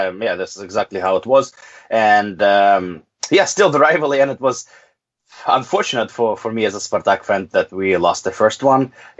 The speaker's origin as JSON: {"language": "English", "country": "Russia", "tie": "born or raised there", "said": "I was born in the Soviet Union, and to me, Ukrainians people were always part of my country."}